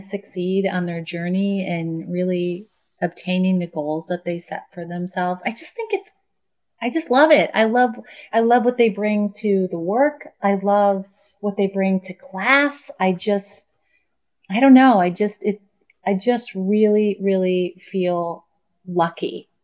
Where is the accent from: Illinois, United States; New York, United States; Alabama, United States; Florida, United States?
New York, United States; Buffalo; now in New York City, United States; I grew up in Buffalo